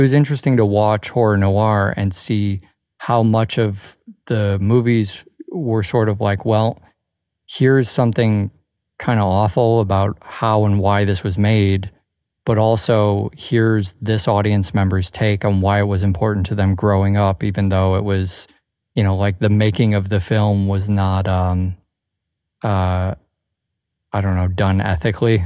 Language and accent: English; Chicago, Illinois, United States; growing up in Chicago